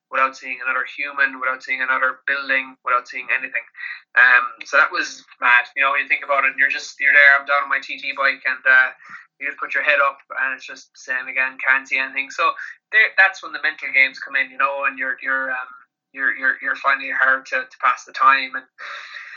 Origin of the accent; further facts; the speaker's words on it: Kerry, Munster, Ireland; I'm from Kerry with some big farms down here